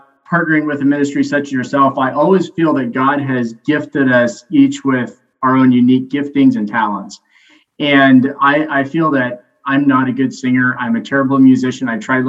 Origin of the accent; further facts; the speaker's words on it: Alberta, Canada; moved away; I moved originally here from Alberta, Canada, and became a pastor about 5 years ago.